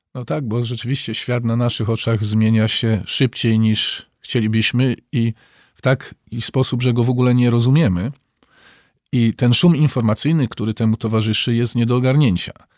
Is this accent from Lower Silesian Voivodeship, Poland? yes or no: no; Przemyśl, Subcarpathian Voivodeship, Poland; Ja zresztą sam pochodzę z, y, z Przemyśla, więc miasta granicznego